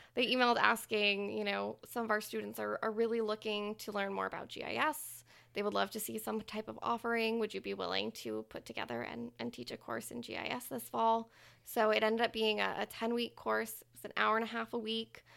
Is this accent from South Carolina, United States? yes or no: no; Plano, Texas, United States; moved away as an adult; also born or lived in New Orleans, Louisiana; now in Louisiana, United States; I grew up in Plano, Texas